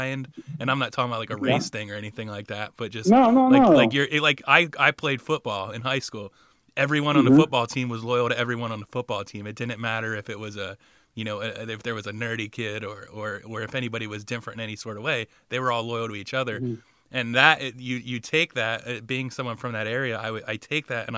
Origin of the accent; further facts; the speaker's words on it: Riverside, New Jersey, United States; also born or lived in Bordentown, New Jersey; I grew up in Riverside and Bordentown, kind of near Trenton and outside of Philly